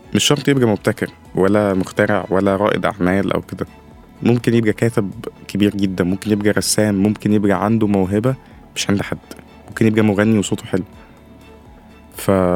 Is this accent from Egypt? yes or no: yes; Upper Egypt, Egypt; عندنا في الصعيد